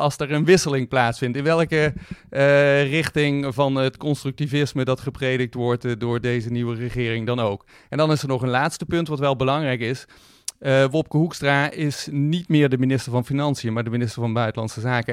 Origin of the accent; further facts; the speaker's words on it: Netherlands; als Nederlanders